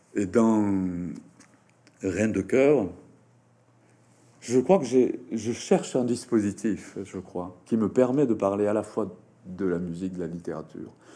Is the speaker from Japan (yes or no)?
yes; Japan; first language Japanese; French is a second language